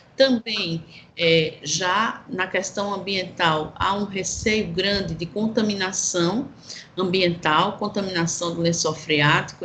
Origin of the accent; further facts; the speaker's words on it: Brazil; enquanto brasileiros